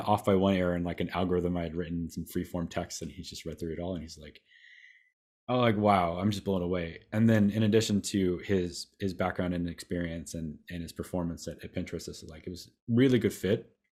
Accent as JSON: {"language": "English", "town": "Waterville", "region": "Ohio", "country": "United States", "tie": "born or raised there", "said": "I'm from, uh, Northwest Ohio"}